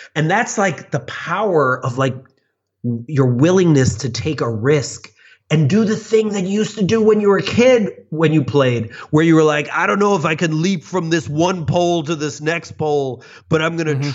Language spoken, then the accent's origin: English; Chicago, Illinois, United States; I grew up in the suburbs of Chicago